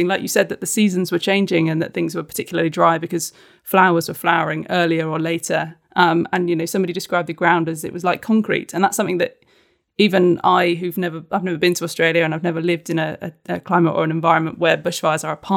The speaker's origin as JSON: {"language": "English", "country": "United Kingdom", "said": "as a Brit"}